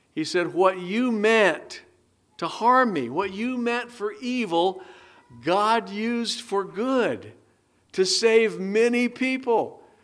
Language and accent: English; United States; as American citizens of this great country